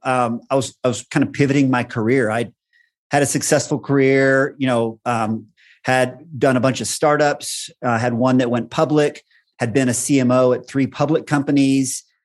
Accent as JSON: {"language": "English", "region": "Texas", "country": "United States", "tie": "born or raised there", "moved": "as an adult", "lives_now": "Boulder, United States", "said": "I grew up in Texas, had most of my career in Texas"}